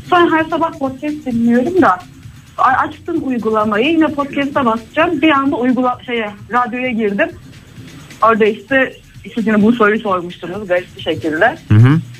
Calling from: Ankara, Turkey; ben Ankara'dan.

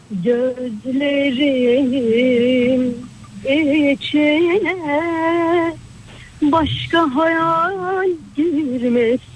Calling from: Ankara, Turkey; ben Ankara'dan.

